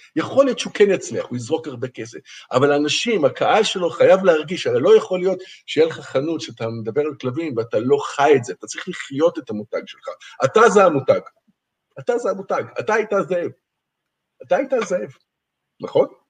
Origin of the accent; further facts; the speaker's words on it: Israel; moved away as an adult; now in Wuhan, China; אני בתור איזה ישראלי